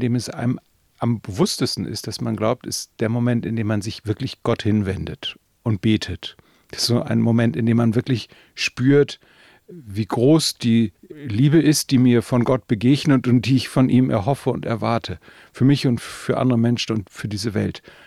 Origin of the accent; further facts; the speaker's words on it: the North, Northern Germany, Germany; bei uns im Norden natürlich äh, evangelisch getauft